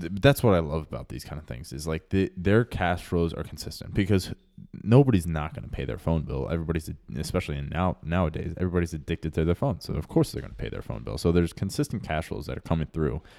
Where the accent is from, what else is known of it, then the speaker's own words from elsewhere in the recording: Texas, United States; growing up in Texas